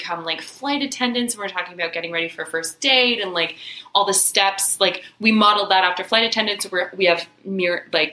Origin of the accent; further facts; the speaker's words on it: Oakville, Ontario, Canada; we're both from Oakville